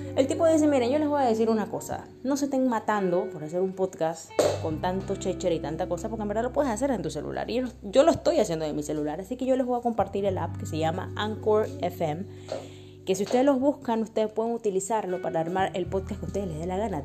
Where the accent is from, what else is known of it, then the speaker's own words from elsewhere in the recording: Panama; moved away as an adult; also born or lived in Paris, France; now in Barcelona, Spain; Yo soy panameña, vivo en Europa ya hace 7 años